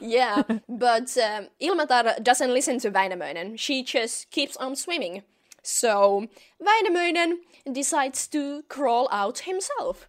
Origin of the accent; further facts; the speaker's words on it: Finland; I am from Finland, from the northern parts of the world